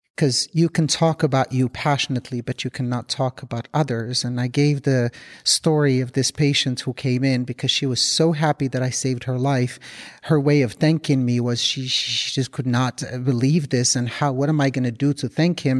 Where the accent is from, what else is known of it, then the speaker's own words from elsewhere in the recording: Morocco; moved away; We're both from Morocco